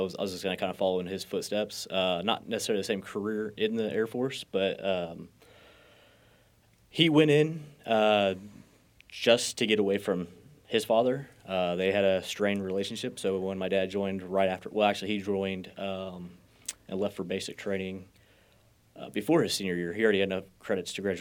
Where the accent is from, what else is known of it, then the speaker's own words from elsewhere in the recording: Buckner, Missouri, United States; Usually I just tell people Independence, Missouri, because they know where that is. But I lived out in the country. Our address is Buckner